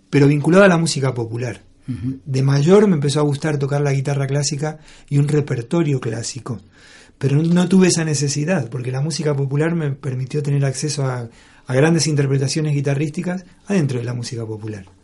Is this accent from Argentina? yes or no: yes; Argentina; moved away as an adult; now in Spain; con ese grupo vine de Argentina yo